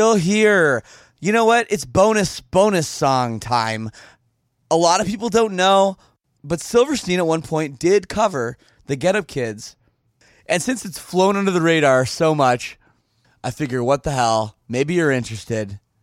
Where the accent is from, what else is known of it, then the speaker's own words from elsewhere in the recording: Canada; I'm from Canada